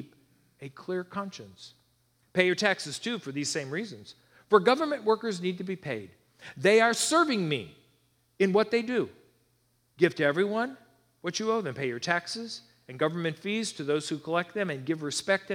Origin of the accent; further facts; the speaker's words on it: United States; I feel blessed to be born here